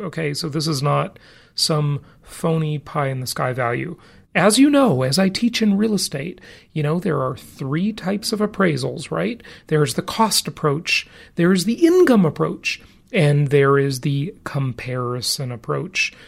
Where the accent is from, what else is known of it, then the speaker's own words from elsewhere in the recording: California, United States; moved away as an adult; now in Nevada, United States; California, my home state for most of my life.